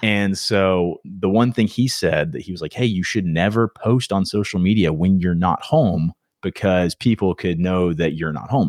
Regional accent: Myrtle Beach, South Carolina, United States; moved away as an adult; now in Wilmington, United States; I'm from Myrtle Beach, grew up there

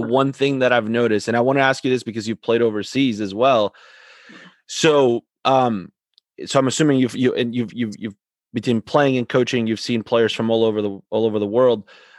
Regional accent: Argentina; moved away; growing up in Argentina

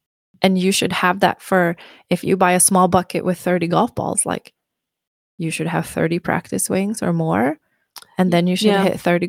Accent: Sweden; When I grew up in Sweden, honestly, like, long story short, and we'll talk more about it, but growing up in Sweden in my small town, it was kind of based on seasons.

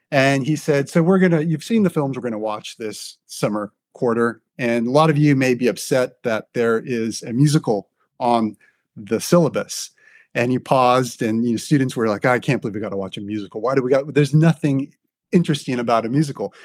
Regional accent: Southern California, United States; moved away as an adult; also born or lived in United Kingdom; I grew up in Southern California

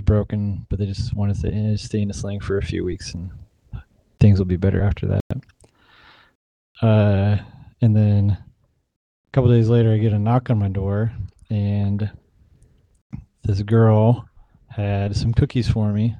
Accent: Provo, Utah, United States; born or raised there; moved away as an adult; also born or lived in Texas; now in Eugene, United States

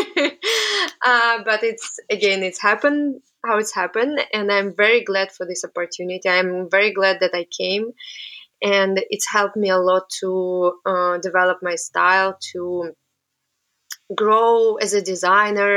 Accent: Samara, Samara Oblast, Russia; English is a second language; moved away as an adult; also born or lived in Antwerp, Belgium; now in New York, United States; I'm originally from Russia and my hometown called Samara. And I was born there. I was studying there

